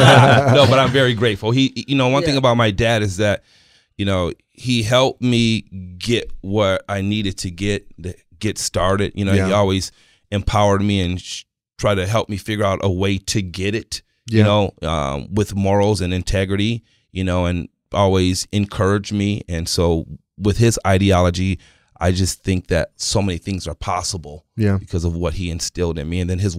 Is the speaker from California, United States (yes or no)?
yes; Rancho Bernardo, California, United States; also born or lived in Michigan / San Diego; So for me, I moved from Michigan. And then I lived in San Diego for like a year, right, on 30th Street. And then my dad moved me to Rancho Bernardo, our whole family. So I was able to like get a great education, a good upbringing